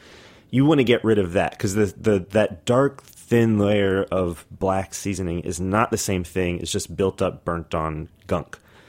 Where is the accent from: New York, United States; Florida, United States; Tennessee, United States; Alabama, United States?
New York, United States; New York City; I'm from Brooklyn.